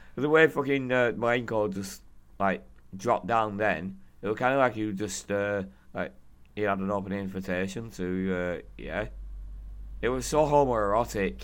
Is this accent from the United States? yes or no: no; United Kingdom; I'm British